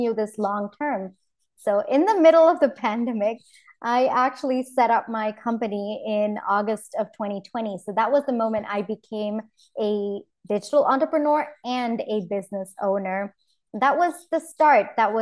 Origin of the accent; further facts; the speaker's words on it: India; moved away as an adult; also born or lived in New York, United States; I come from India